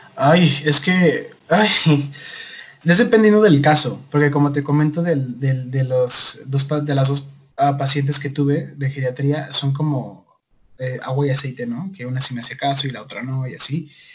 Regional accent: Guadalajara, Jalisco, Mexico; soy de Guadalajara, Jalisco, México, tapatío de corazón.

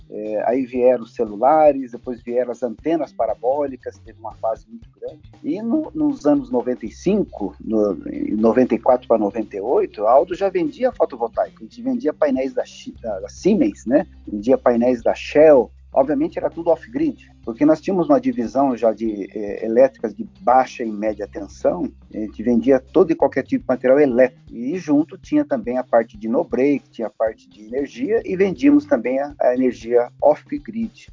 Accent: Ivaiporã, Paraná, Brazil; also born or lived in Cornélio Procópio, Paraná; now in Maringá, Brazil; eu sou nascido em Cornélio Procópio, aqui no norte do Paraná, e, e passei a minha, toda a minha, minha juventude em Vaiporã, que é bem próximo aqui de Maringá

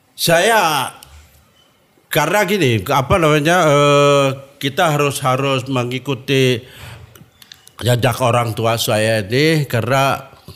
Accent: Tasikmalaya, West Java, Indonesia; now in Jakarta, Indonesia; saya orang Tasikmalaya

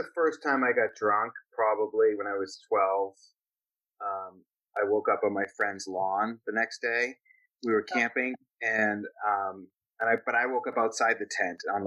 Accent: Boston, Massachusetts, United States; I grew up in Boston, Massachusetts, and it was kind of a tough town

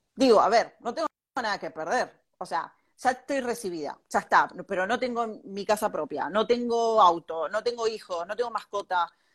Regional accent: Bahía Blanca, Buenos Aires Province, Argentina; moved away as an adult; also born or lived in Mar del Plata; now in Spain; yo soy de Bahía Blanca

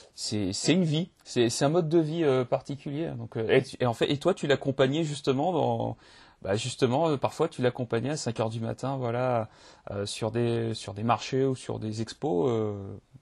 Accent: Limoges, Nouvelle-Aquitaine, France; je, suis de Limoges

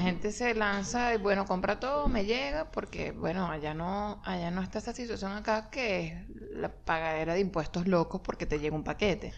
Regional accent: Maracay, Aragua, Venezuela; moved away; nosotros no somos de Caracas, fuimos a Maracay

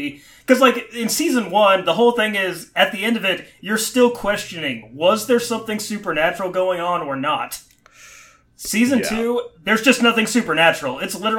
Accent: Serbia; English is a second language; Oh, yeah, growing up in Serbia, we love to listen

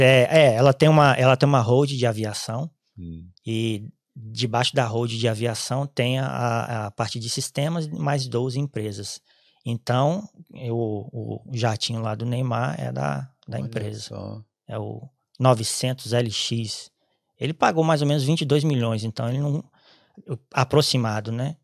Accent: Espírito Santo, Brazil; moved away as an adult; also born or lived in Ireland; now in Cork, Ireland; sou do Espírito Santo

